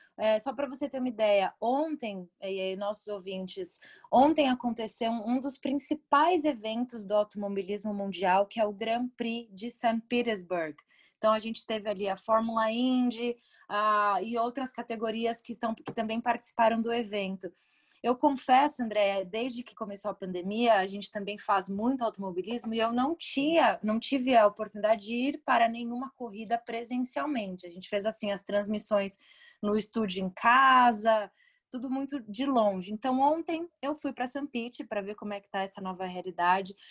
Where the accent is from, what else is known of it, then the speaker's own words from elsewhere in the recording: Brazil; como brasileiras